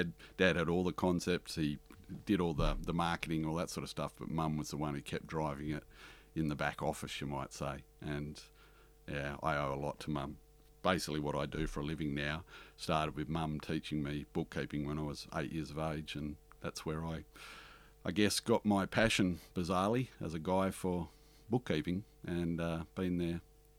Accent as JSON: {"language": "English", "town": "Harvey", "region": "Illinois", "country": "United States", "tie": "born or raised there", "said": "And the thing that I learnt the most growing up in Harvey from the Italian community is respect."}